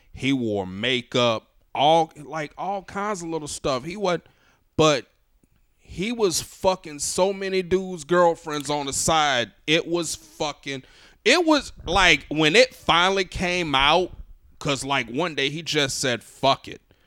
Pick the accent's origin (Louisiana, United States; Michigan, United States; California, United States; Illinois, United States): Louisiana, United States; New Orleans; moved away as an adult; now in Los Angeles, United States; me growing up in New Orleans